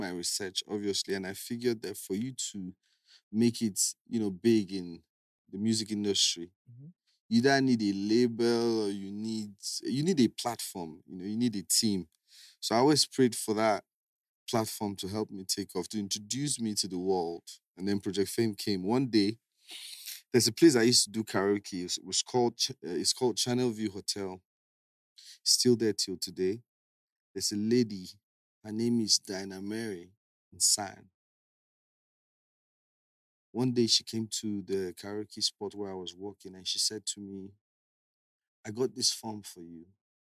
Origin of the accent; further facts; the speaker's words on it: Calabar, Cross River, Nigeria; I grew up in Calabar. I grew up in Calabar, nursery, primary, university, a street called Palm Street